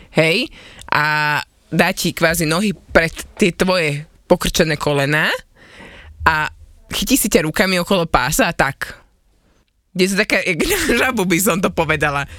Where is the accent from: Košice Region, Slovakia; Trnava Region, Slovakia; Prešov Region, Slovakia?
Trnava Region, Slovakia; Trnava; accent: Trnava dialect; ja som hovorila čisto trnavsky